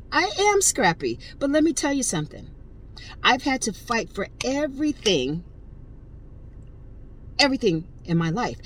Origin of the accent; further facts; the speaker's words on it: Connecticut, United States; I'm from Connecticut, not from the ghetto